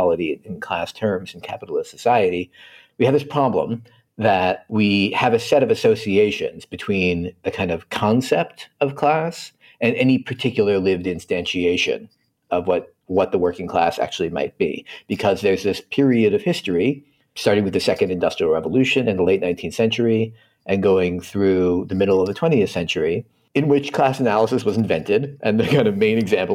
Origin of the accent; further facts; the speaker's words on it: Philadelphia, Pennsylvania, United States; I'm not from Pittsburgh. People often assume I am. I'm from Philadelphia